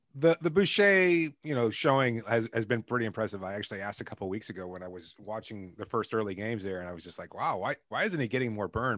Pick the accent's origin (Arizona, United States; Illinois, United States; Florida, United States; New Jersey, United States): Florida, United States; Miami; I'm from Miami